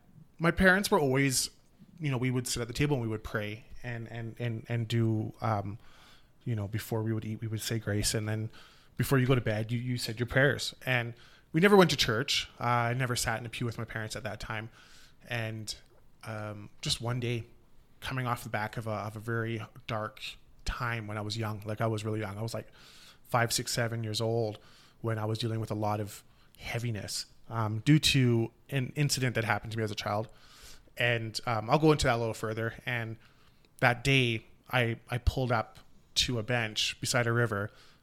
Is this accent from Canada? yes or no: yes; Canada; also born or lived in South Africa; So, I'm actually South African. I was born just outside of Johannesburg, and I grew up in Canada.